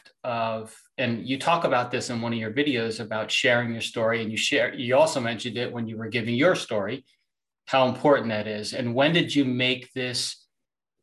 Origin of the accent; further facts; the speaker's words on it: New York, United States; I'm an East Coaster. I'm originally from New York